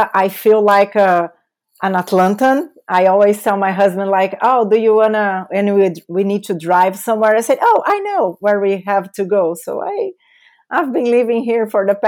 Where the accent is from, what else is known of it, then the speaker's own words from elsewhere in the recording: São Paulo, Brazil; accent: Brazilian; English is a second language; moved away; That's my beautiful accent is coming from Brazil. So I was born and raised in São Paulo, big city in Brazil, the biggest city in Brazil.